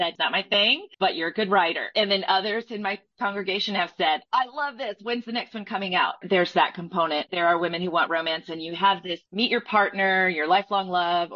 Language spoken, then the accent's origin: English; Southeastern United States, United States; I was raised in the Southeastern United States